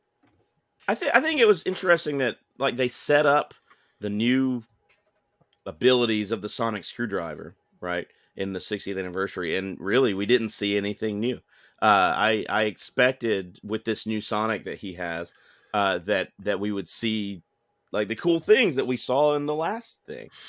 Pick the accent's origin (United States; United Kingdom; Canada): United States; I'm an American viewer